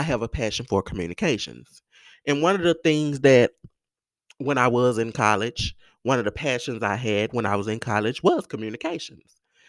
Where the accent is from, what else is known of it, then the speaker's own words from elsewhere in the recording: Mississippi Delta, United States; in the Mississippi Delta, in the South, who grew up like me